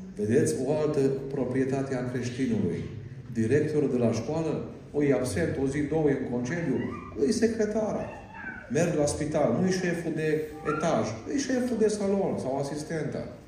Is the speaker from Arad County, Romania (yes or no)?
yes; Arad, Arad County, Romania; Eu am fost născut în, în Arad.